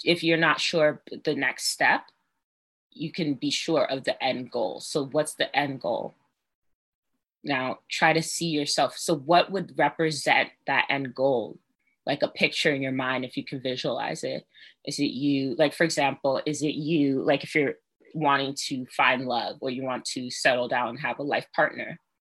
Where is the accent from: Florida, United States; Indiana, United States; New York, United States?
New York, United States; New York City; I'm from Brooklyn.